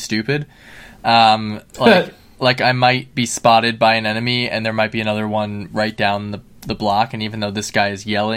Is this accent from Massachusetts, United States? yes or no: no; New York City, New York, United States; as a New Yorker